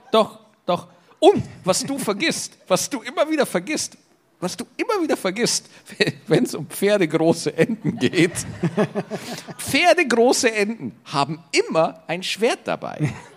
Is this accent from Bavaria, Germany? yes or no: yes; Bavaria, Germany; bei uns in Bayern